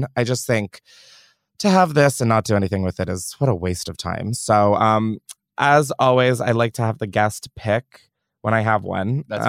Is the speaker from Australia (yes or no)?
yes; Australia; accent: Australian; I'm just saying in terms of my Australian accent. It is going to fly left and right, and it's going to come in and out just like that.